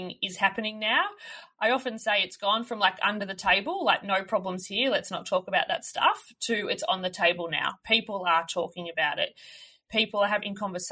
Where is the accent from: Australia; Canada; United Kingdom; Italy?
Australia; Melbourne, Victoria; moved away as an adult; also born or lived in regional Australia; I grew up in Melbourne, so in a city